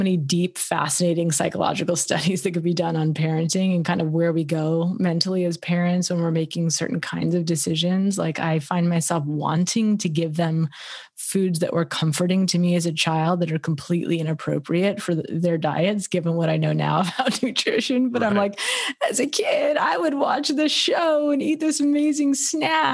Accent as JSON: {"language": "English", "town": "Los Angeles", "region": "California", "country": "United States", "tie": "born or raised there", "said": "as a woman growing up in Los Angeles"}